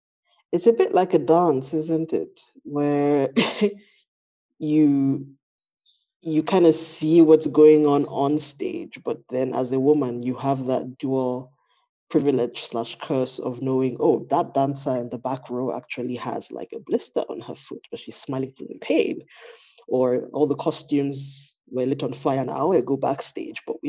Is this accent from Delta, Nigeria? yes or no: no; Lagos, Nigeria; I am Nigerian, my expression is obviously filtered through my identity as a Yoruba woman, you know, a Yoruba Nigerian from Lagos